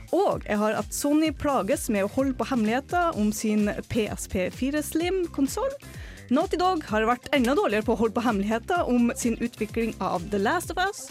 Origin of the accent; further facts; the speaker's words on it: Northern Norway, Norway; moved away; Så jeg bare har vært hjemme oppe i nord, hjemplassen min